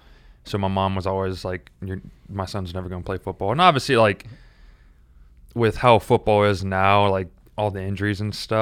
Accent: the South, United States; Because I like, I'm more growing up in the South. College football is a big thing.

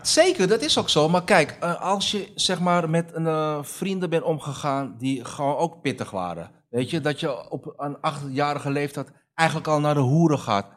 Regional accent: Amsterdam, North Holland, Netherlands; also born or lived in Almere; mijn jeugd in de Bijlmer

